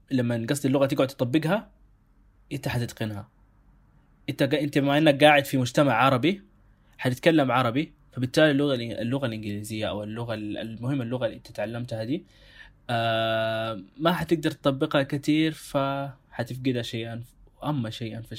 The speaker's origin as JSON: {"language": "Arabic", "country": "Sudan", "said": "ب... بلهجتنا احنا هنا كسودانيين او او كناس في السودان"}